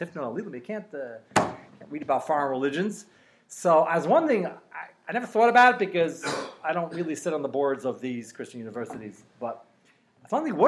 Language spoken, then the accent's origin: English; New York, United States; I'm from New York